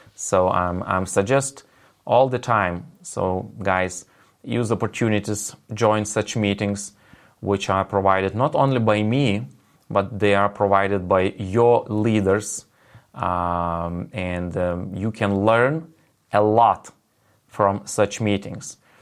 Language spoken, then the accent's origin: English; Lithuania; first language Lithuanian; English is a second language; my native language is Lithuanian